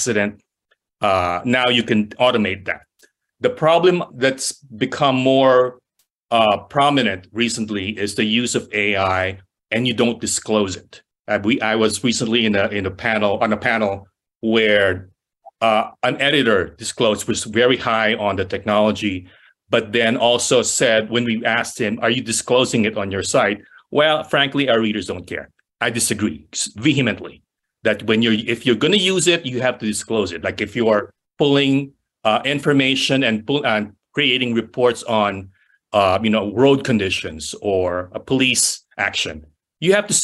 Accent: Philippines; moved away as an adult; also born or lived in San Francisco; now in United States; I'm from the Philippines.

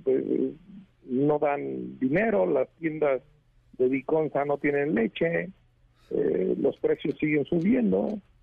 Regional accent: Michoacán, Mexico; Yo soy de Michoacán

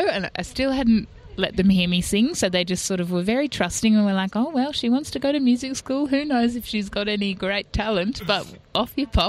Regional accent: New South Wales, Australia; In Sydney, in Barara.

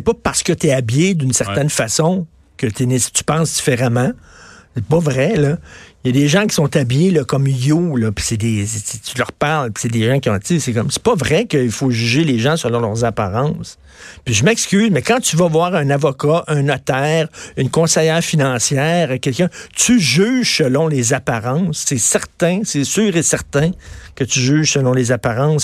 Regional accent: Montreal, Quebec, Canada; je viens de Verdun, c'est un milieu très modeste, sinon pauvre

